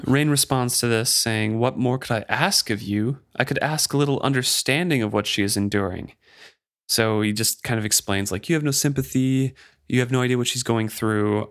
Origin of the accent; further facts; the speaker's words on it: United States; as an American